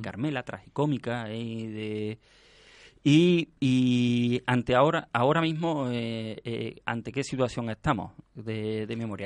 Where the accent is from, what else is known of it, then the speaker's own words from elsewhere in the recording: Spain; como españoles mm, deberíamos estar orgullosos